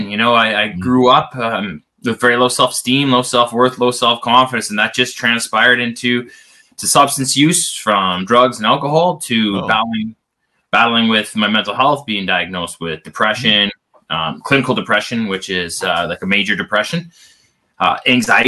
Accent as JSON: {"language": "English", "country": "Canada", "said": "I am Canadian, as you can probably tell when it says I play hockey"}